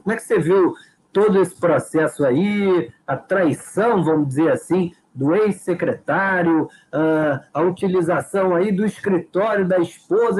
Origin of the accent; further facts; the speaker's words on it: Rio de Janeiro, Brazil; nós somos cariocas